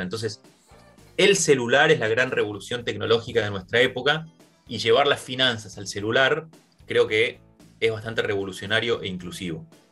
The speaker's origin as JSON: {"language": "Spanish", "country": "Argentina", "said": "nosotros mismos, como argentinos"}